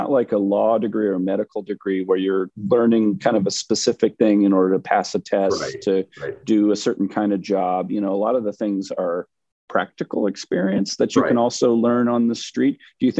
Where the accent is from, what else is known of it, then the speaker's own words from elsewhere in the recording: Bakersfield, California, United States; growing up in Bakersfield